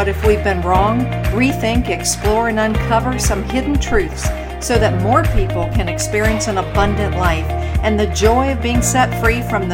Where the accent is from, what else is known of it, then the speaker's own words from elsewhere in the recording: Virginia, United States; Virginia, my home state